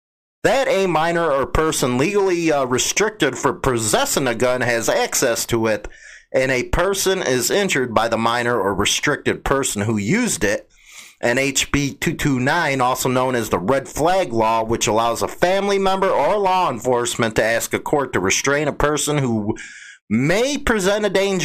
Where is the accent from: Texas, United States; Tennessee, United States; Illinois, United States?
Illinois, United States; Chicago; growing up in Chicago